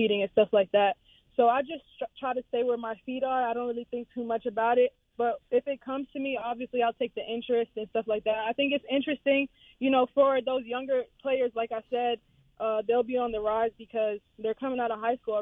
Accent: New York, United States; moved away; I'm from New York, so I grew up, you know, trash talking, playing against cousins, playing against guys in the park

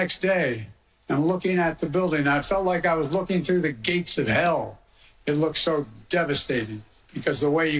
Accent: Scranton, Pennsylvania, United States; We're both from Scranton, Pennsylvania.

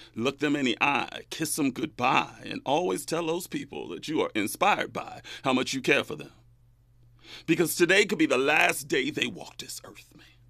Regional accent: Bakersfield, California, United States; moved away; back in my hometown of Bakersfield

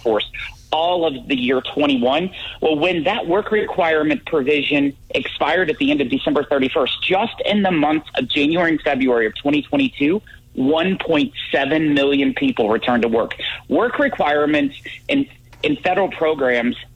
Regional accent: Salem, Missouri, United States; My hometown of Salem

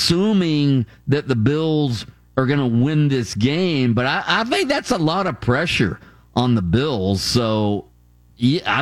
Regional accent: Florida, United States; I was born in the state of Florida. I've never left the state of Florida. I've grew up here

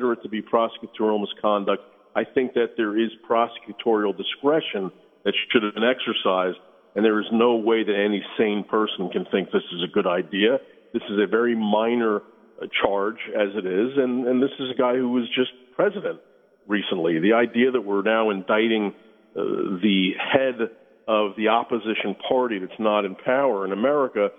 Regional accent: United States; as an American

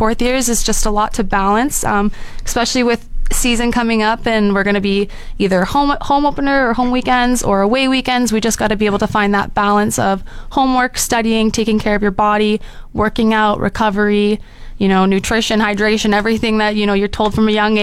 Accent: Surrey, British Columbia, Canada; moved away as an adult; also born or lived in Abbotsford; now in Fort McMurray, Canada; I'm from Surrey, BC

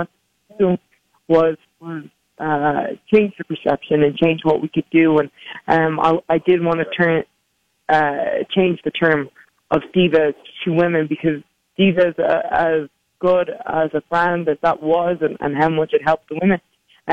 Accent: Dublin, Leinster, Ireland; growing up in Dublin, Ireland

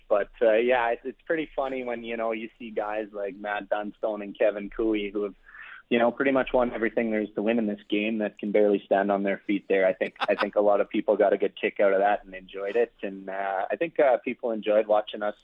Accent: Regina, Saskatchewan, Canada; I'm born and raised in Regina and I've spent my whole life here

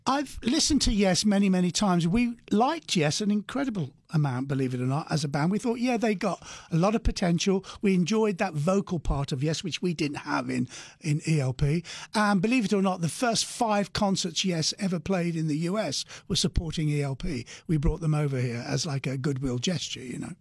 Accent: England, United Kingdom; We're from England

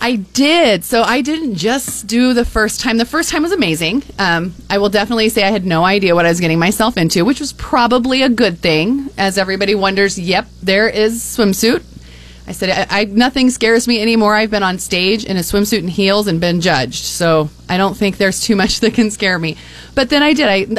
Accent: Grand Island, Nebraska, United States; also born or lived in Shelton, Nebraska / Colorado; born and raised in Nebraska

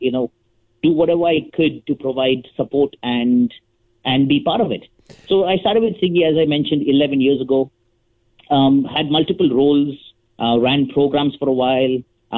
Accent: Mumbai, Maharashtra, India; moved away as an adult; also born or lived in Winnipeg, Canada; now in Canada; when I first moved to Canada in 2006 from Mumbai, India

